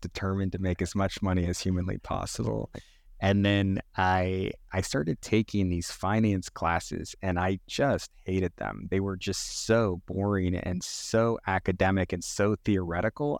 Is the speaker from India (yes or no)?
no; Northern California, United States; also born or lived in New York City; We ended up moving to Northern California when I was very young